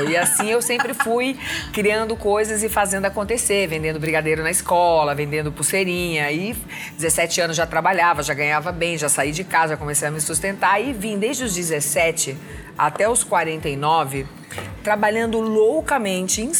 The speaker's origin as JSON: {"language": "Portuguese", "region": "Northeast Region", "country": "Brazil", "lives_now": "São Paulo, Brazil", "said": "cachumba, como se chama aqui em São Paulo, que eu sou nordestina"}